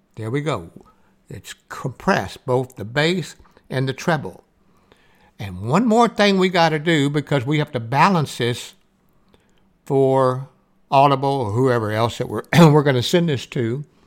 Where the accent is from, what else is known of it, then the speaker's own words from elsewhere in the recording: the South, Southern United States, United States; accent: Southern; I have a Southern voice. There's nothing I can do about my accent and how I talk